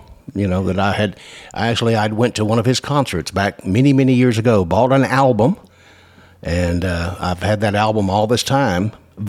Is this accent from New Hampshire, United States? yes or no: no; Houston, Texas, United States; Houston, back in, and of course I grew up in this area